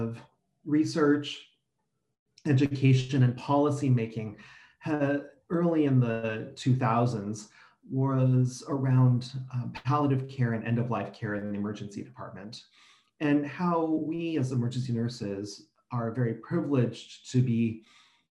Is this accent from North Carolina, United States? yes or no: no; San Francisco Bay Area, California, United States; I come from the San Francisco Bay Area in California